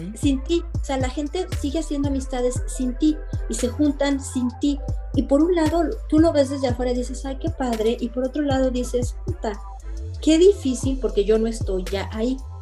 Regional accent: Mexico; born or raised there; moved away as an adult; now in Belgium

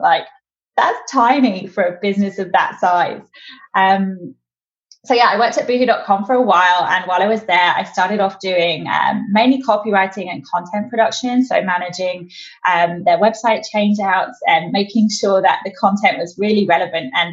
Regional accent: London, United Kingdom; moved away as an adult; now in Australia; I'm definitely not an Australian native, although I am definitely slowly gaining the upward inflection. I moved out here in mid-2018. I'm originally from London in the UK

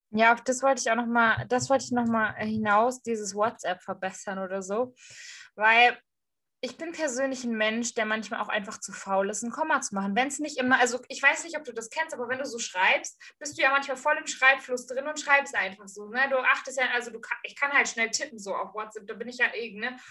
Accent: Ruhr area, North Rhine-Westphalia, Germany; accent: Ruhrpott; Ruhrpott kann ich halt auch reden

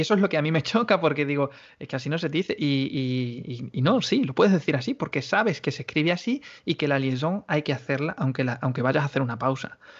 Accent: Badajoz, Extremadura, Spain; first language Spanish; moved away as an adult; now in France; yo, que soy pacense, natural de Badajoz

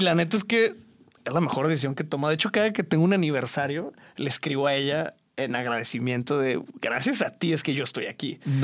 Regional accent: Torreón, Coahuila, Mexico; moved away as an adult; now in Monterrey, Mexico; Yo crecí en Torreón

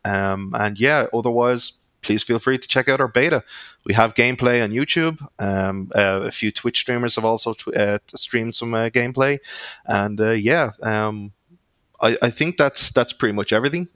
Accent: Ireland; accent: Irish; that's my Irish accent coming through.

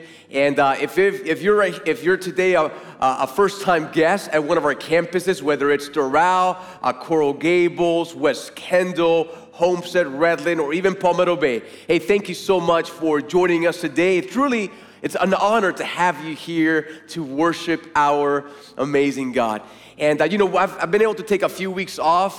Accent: Puerto Rico; moved away; one of my earliest memories growing up, I've told you before, growing up in Puerto Rico, was going to the marina with my grandfather

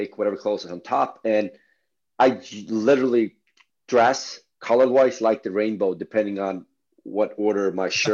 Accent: Stockholm, Stockholm County, Sweden; we're not from the same part of Stockholm, but we're from Stockholm.

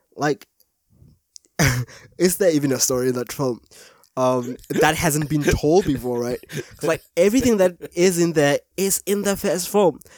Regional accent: South Africa; from South Africa

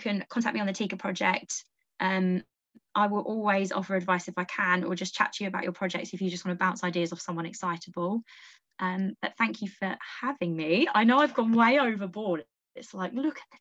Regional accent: Essex, East of England, United Kingdom; I'm from Essex.

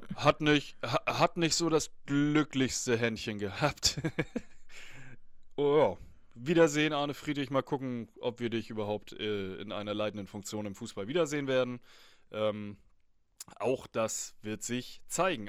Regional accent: Germany; bei uns in Deutschland

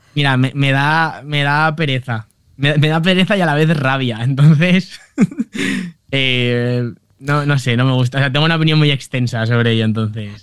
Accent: Valencia, Valencian Community, Spain; nací en Valencia eh, el 29 de octubre de 1997

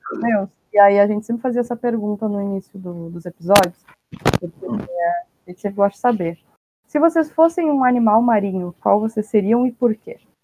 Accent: Rio Grande do Sul, Brazil; eu sou do Rio Grande do Sul

